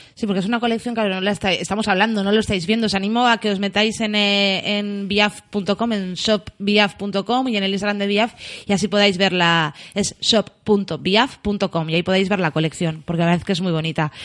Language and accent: Spanish; Getxo, Basque Country, Spain; yo soy una guaita de Algorta